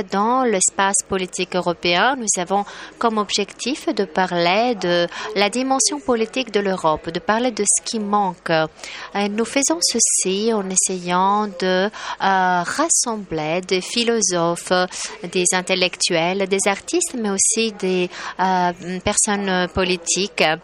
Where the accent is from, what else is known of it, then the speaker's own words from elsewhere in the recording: Poland; French is a second language; Chez nous en Pologne, nous publions à peu près 40 euh, livres par jour